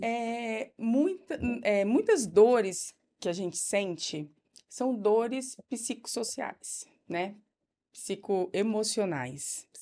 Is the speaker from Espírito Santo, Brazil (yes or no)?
yes; Linhares, Espírito Santo, Brazil; also born or lived in Vitória; Em 2007, eu voltei para minha cidade natal, fiquei trabalhando lá, trabalhei em várias clínicas, trabalhei em hospitais, uhum. em todos uhum. os hospitais de Linhares